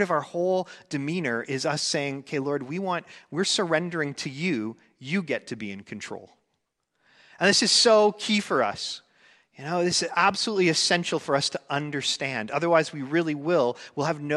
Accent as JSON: {"language": "English", "country": "Canada", "tie": "born or raised there", "said": "I grew up here in Canada"}